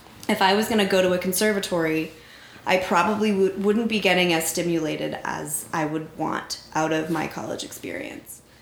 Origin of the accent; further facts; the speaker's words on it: North Central Florida, United States; in North Central Florida in the early 90s, you would find a really cute little girl